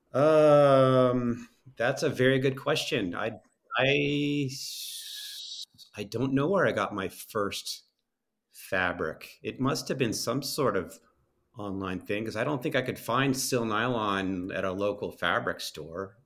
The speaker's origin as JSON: {"language": "English", "region": "East Coast", "country": "United States", "tie": "born or raised there", "moved": "yes", "said": "I grew up on the East Coast"}